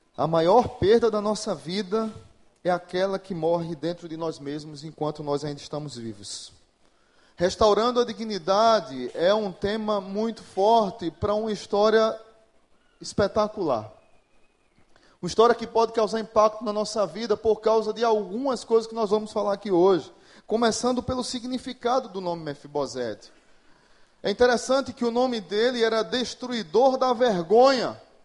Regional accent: Pernambuco, Brazil; moved away as an adult; now in Natal, Brazil; eu sou pernambucano, mas moro em Natal há, há 20 anos

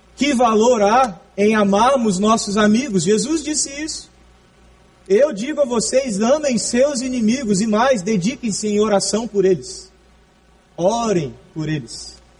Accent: Brazil; no nosso país

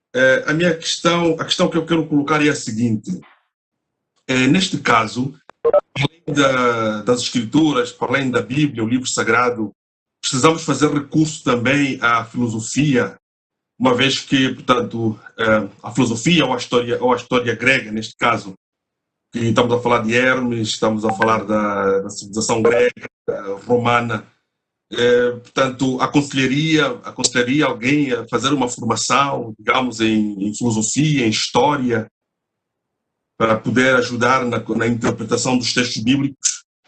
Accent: Angola; Eu falo da Angola, sou angolano

